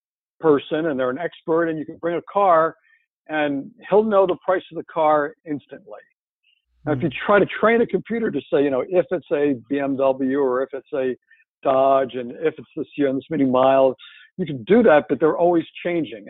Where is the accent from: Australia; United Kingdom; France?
France; moved away; my hometown in France